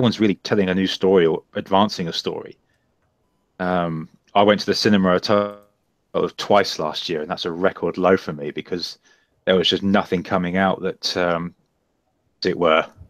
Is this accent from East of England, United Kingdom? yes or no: yes; Bedford, East of England, United Kingdom; my hometown of Bedford